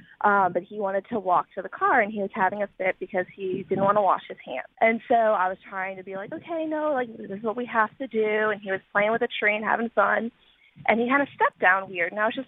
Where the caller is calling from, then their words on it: Raleigh, North Carolina, United States; I am calling from Raleigh.